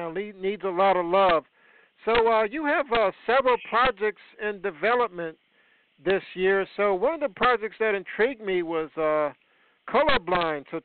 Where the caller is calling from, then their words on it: United States; Yeah, near Washington D.C.